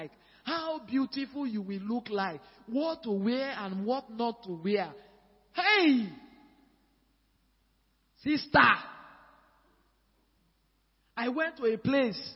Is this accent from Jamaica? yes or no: no; Nigeria; moved away as an adult; now in Accra, Ghana; We are Nigerian people